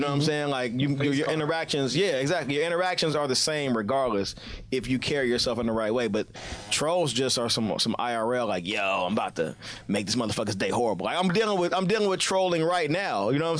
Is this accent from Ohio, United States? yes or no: yes; Cincinnati, Ohio, United States; I'm from Cincinnati, Ohio.